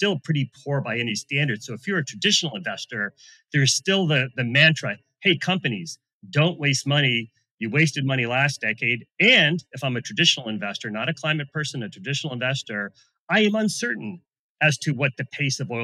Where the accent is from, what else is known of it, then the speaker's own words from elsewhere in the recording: United States; I'm an American